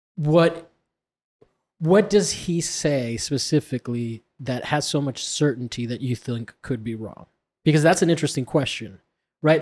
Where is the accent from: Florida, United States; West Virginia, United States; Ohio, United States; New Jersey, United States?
Florida, United States; I'm from Florida.